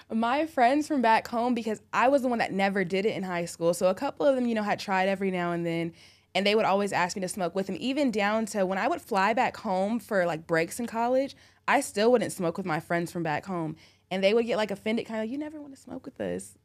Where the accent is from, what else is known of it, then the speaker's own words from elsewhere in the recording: Orange County, California, United States; moved away as an adult; now in Atlanta, United States; I'm from Orange County